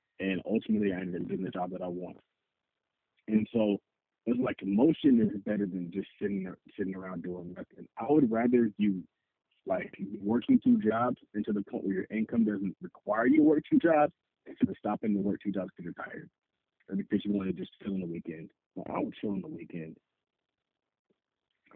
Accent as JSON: {"language": "English", "region": "California", "country": "United States", "tie": "born or raised there", "said": "I grew up in California."}